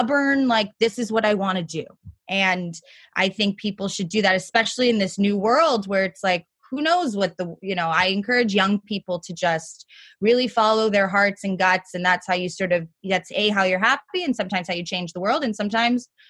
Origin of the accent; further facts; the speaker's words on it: New York City, New York, United States; growing up in New York City and going to private school